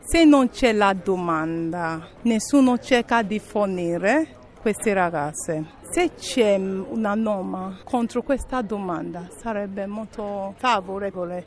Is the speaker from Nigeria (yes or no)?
yes; Nigeria; Italian is a second language; moved away as an adult; also born or lived in Spain / Castel Volturno, Italy; now in Italy; Quando ero al mio paese non vivevo male, sono laureata in informatica